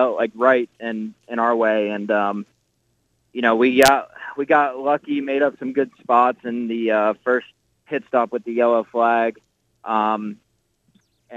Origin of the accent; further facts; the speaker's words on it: Nazareth, Pennsylvania, United States; I grew up in Nazareth, Pennsylvania